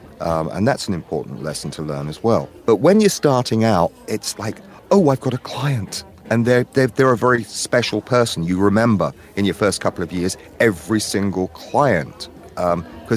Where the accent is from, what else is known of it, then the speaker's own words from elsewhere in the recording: United Kingdom; now in United States; I'm a Brit working in the American market